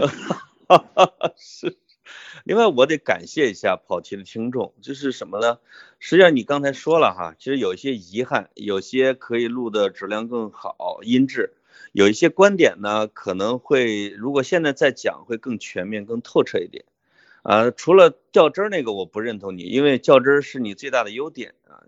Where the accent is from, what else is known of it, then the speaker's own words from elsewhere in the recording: Changli, Hebei, China; moved away; also born or lived in Beijing; 我所在的这个叫昌黎县，就是韩愈啊的老家